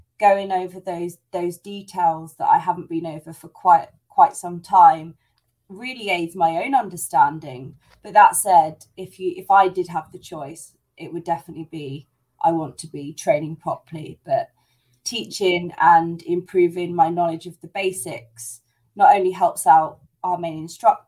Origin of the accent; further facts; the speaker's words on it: United Kingdom; now in Spain; I am British, but I live in Spain. I am not Spanish.